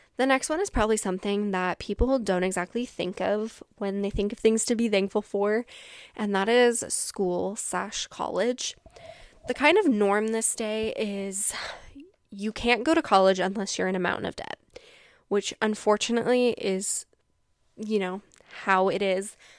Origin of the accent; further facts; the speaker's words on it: Washington, United States; I'm from Washington